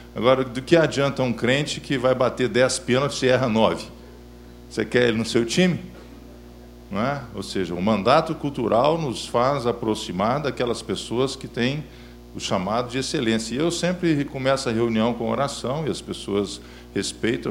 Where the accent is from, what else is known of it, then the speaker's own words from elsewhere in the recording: Belo Horizonte, Minas Gerais, Brazil; sou natural de Belo Horizonte